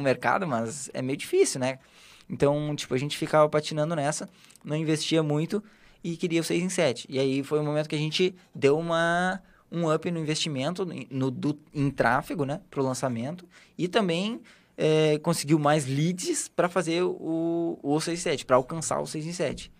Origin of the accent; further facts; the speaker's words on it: Porto Alegre, Rio Grande do Sul, Brazil; Eu sou gaúcho, né? Sou de Porto Alegre